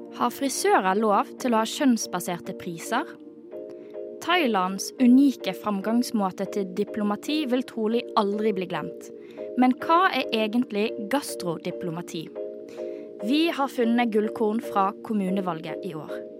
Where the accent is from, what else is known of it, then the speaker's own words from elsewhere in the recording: Bergen, Vestland, Norway; jeg kommer jo fra Bergen